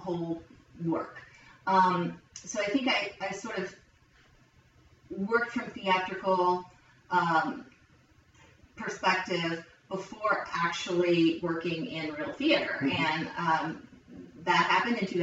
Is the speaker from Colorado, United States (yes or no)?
no; Logan, West Virginia, United States; moved away as an adult; also born or lived in Ohio / North Carolina; I grew up in Logan, West Virginia